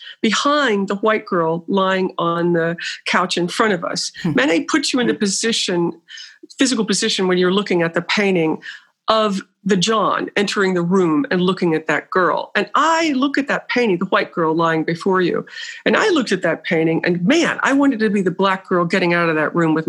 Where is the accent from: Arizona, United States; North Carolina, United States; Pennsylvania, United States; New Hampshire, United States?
North Carolina, United States; Burlington; I'm from a North Carolina, small mill town in North Carolina named Burlington, called Burlington